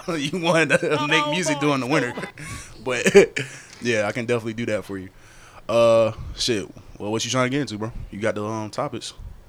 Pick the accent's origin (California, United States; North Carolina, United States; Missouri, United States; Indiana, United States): North Carolina, United States; Fayetteville; I did say I was from Fayetteville, so when I say I was from Fayetteville